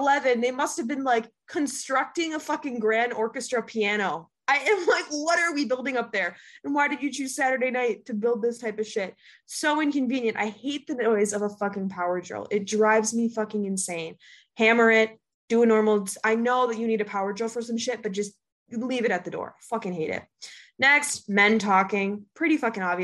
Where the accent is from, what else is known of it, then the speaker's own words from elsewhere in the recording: Minnesota, United States; now in New York, United States; I go home to Minnesota